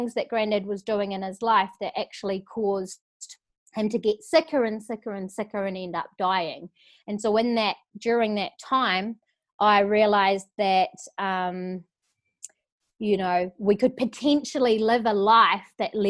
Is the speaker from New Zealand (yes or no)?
yes; New Zealand; moved away as an adult; also born or lived in London; now in Gold Coast, Australia; I grew up in New Zealand, and I guess I don't have anything really to compare it to until I moved to London when I was 19